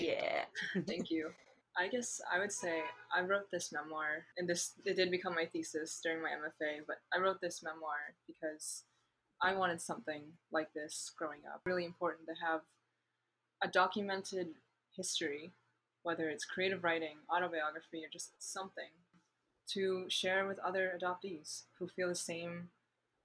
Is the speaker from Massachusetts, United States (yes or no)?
yes; Boston, Massachusetts, United States; also born or lived in Ningbo, China; I'm from Boston